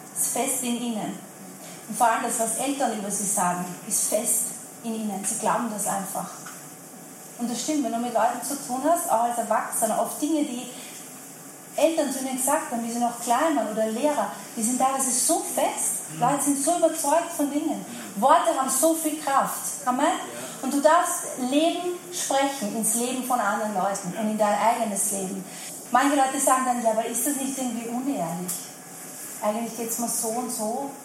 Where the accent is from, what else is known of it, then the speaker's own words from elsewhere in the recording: Vienna, Austria; ich bin ein Wiener, was soll ich machen? Österreicher und Wiener